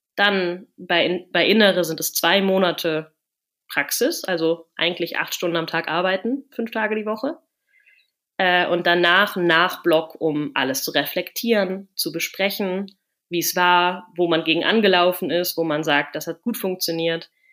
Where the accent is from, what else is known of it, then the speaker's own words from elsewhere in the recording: near Cologne, North Rhine-Westphalia, Germany; moved away as an adult; now in Netherlands; ich komme aus der Nähe von Köln